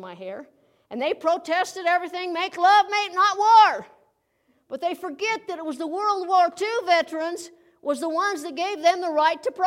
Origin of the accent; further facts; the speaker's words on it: United States; as an American citizen